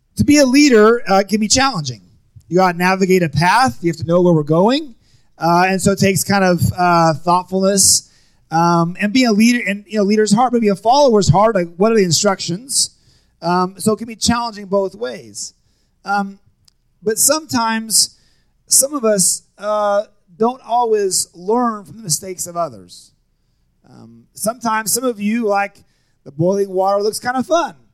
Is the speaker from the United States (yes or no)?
yes; Seattle, Washington, United States; moved away as an adult; also born or lived in Nampa, Idaho / Kansas City; I grew up in Seattle.